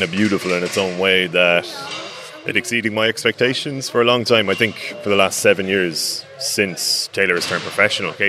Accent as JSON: {"language": "English", "country": "Ireland"}